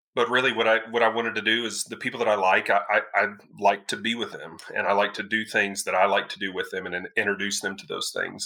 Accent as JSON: {"language": "English", "area": "Denton County", "region": "North Texas", "country": "United States", "tie": "born or raised there", "also_born_or_lived": "Flower Mound, Texas", "said": "Born and raised in North Texas, yes, sir, Denton County."}